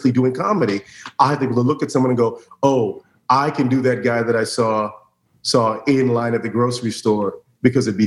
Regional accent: Orlando, Florida, United States; I was very lucky growing up in Orlando in the late 80s, early 90s is when I started acting

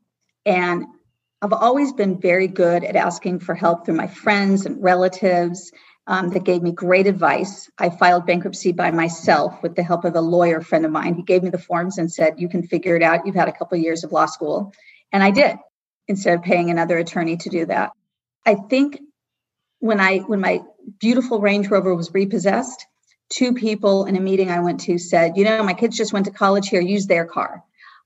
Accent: Los Angeles, California, United States; I grew up comfortably in Brentwood, and we had a vacation house in Malibu

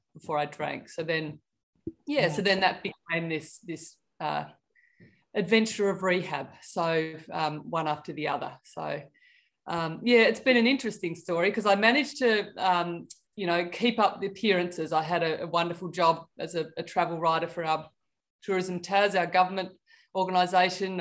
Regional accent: Tasmania, Australia; I grew up in Tasmania by the seaside

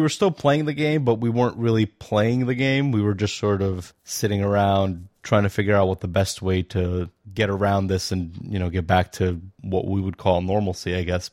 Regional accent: Bosnia & Herzegovina; now in New York, United States; I'm from New York, originally from Bosnia

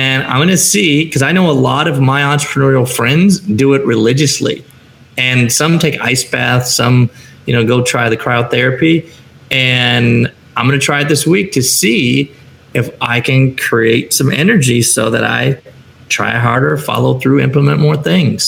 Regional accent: Chicago, Illinois, United States; moved away as an adult; now in San Diego, United States; I live in a community that's 75 to 82 degrees year round. I'm from Chicago, still wearing my Bears hat

